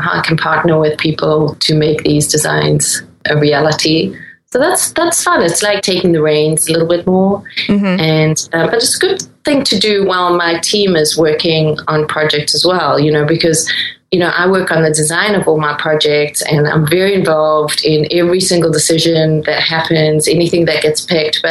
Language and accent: English; Durban, KwaZulu-Natal, South Africa; moved away; also born or lived in Netherlands; where I grew up in Durban